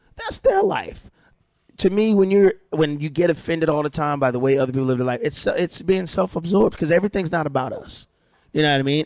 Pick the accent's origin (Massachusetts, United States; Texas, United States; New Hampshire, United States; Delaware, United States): Delaware, United States; moved away; how I grew up in Delaware, we were the black family and a white family here, Mexican family here